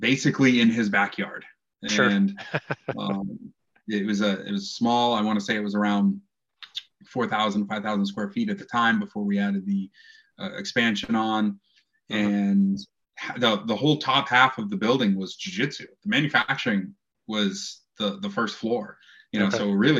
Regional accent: Maine, United States; moved away as an adult; also born or lived in Ohio; I'm from Maine originally

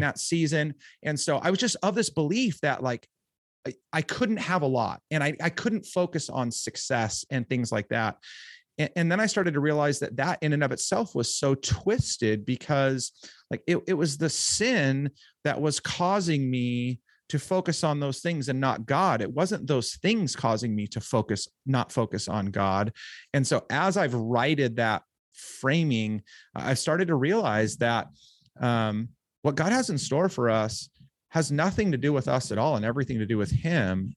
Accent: Orange County, California, United States; Southern California, um, Orange County

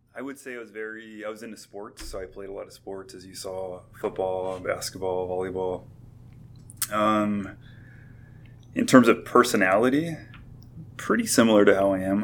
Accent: Covina, California, United States; I grew up in the Covina, San Dimas area

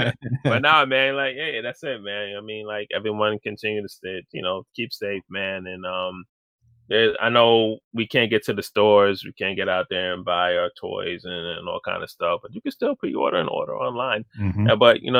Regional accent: New York, United States; I'm from New York. I'm calling it Make Toys.

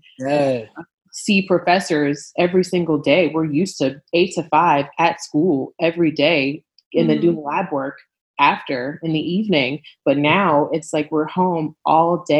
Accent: New York, United States; moved away as an adult; now in Nashville, United States; I'm from New York

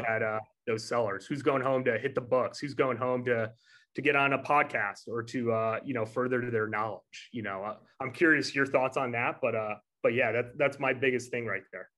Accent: New York, United States; Growing up in New York, like obviously uh, being from New York State

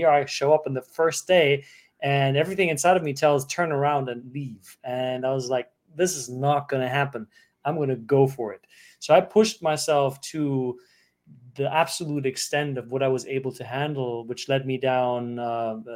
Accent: Germany; moved away; growing up in Germany

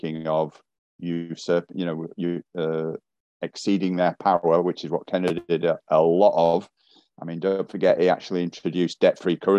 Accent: United Kingdom; I'm a Brit, but I'm not one accent

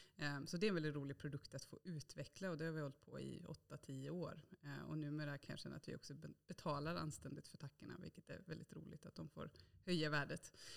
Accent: Bokenäs, Västra Götaland, Sweden; Jag är ju född och uppvuxen i Bokenäs i Bohuslän, så på landet.

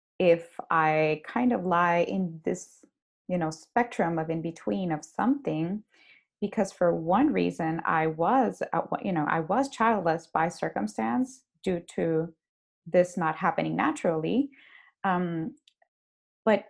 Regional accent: Honduras; moved away as an adult; now in Dallas, United States; We're both from Honduras.

